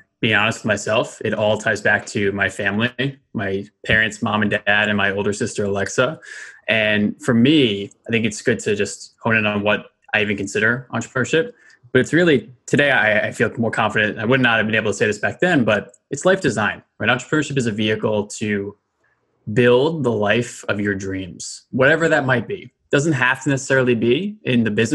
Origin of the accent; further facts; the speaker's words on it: Westchester, New York, United States; I grew up in Westchester, New York.